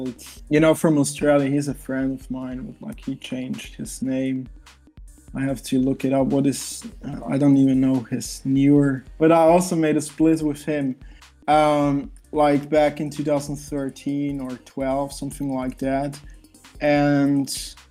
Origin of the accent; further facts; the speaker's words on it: Switzerland; I'm from Switzerland